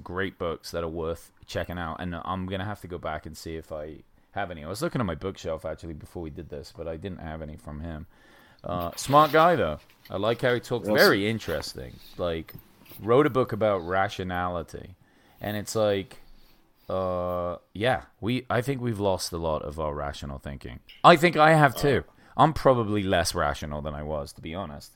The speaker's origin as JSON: {"language": "English", "region": "England", "country": "United Kingdom", "moved": "yes", "lives_now": "United States", "said": "I came from England"}